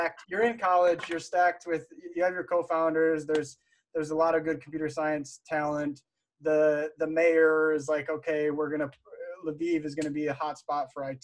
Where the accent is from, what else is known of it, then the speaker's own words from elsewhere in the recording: United States; I'm an American working for a Ukrainian software development firm